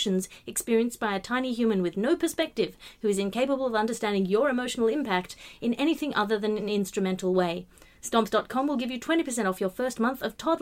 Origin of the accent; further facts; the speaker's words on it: Australia; I'm Australian